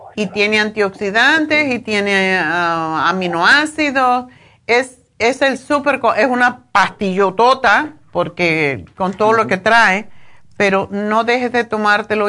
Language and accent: Spanish; Cuba; yo soy cubana y me crié comiendo eso